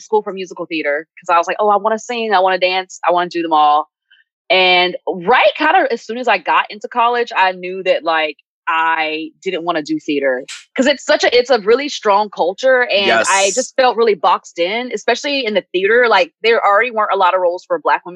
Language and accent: English; the South, United States; growing up in the South, Southern Black church